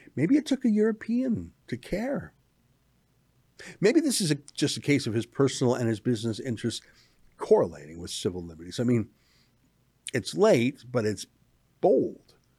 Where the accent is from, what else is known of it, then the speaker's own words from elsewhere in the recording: Canada; I am a Canadian